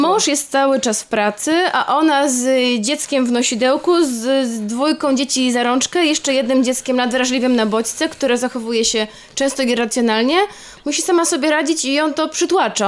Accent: Poland; ja się urodziłam też w jakichś okropnych czasach i też w Polsce

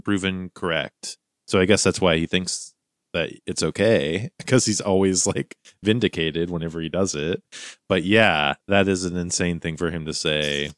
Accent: Montana, United States; my youth growing up in Montana

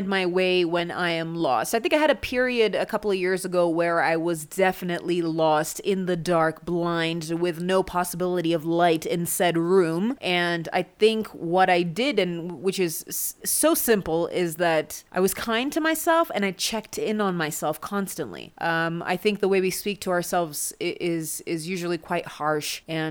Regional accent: Kenya; I'm so Kenyan

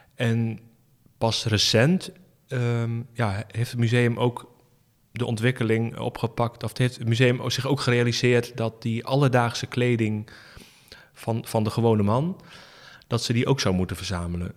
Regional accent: Rouveen, Overijssel, Netherlands; ik ben opgegroeid in Rauveen, bij Staphorst.

